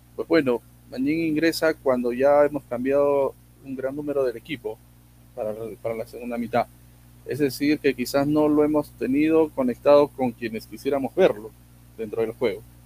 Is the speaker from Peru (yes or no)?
yes; Arequipa, Peru; Como, como arequipeño